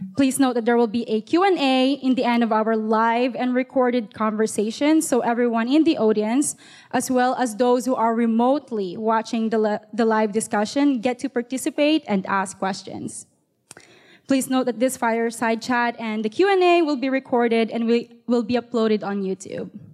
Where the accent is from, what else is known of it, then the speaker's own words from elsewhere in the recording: Montreal, Quebec, Canada; moved away as an adult; now in Toronto, Canada; I had to learn how to speak French growing up in Montreal.